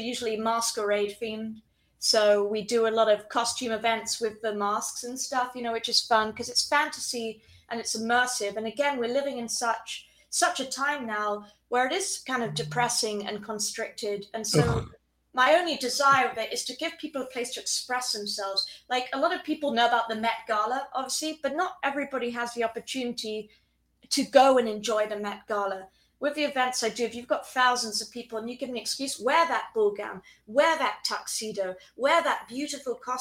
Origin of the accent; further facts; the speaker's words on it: Chobham, South East England, United Kingdom; moved away as an adult; also born or lived in Guildford / Colorado; now in United States; I grew up in Chobham, but I was born in Guildford. So all still Surrey.